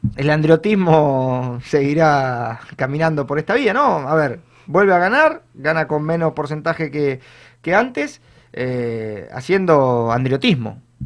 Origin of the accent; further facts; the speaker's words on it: San Isidro, Buenos Aires Province, Argentina; yo, que soy de, de San Isidro